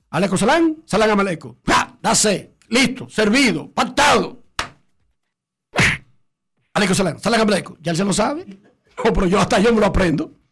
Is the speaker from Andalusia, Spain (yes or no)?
no; Melilla, Spain; Melilla, tío, que somos árabes españoles.